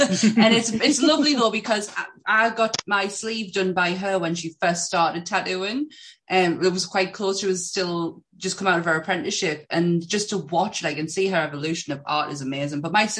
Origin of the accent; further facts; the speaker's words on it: England, United Kingdom; I'm English.